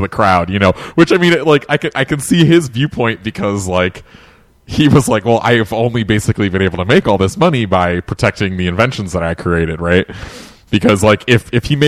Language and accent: English; New England, United States; I was born and raised in New England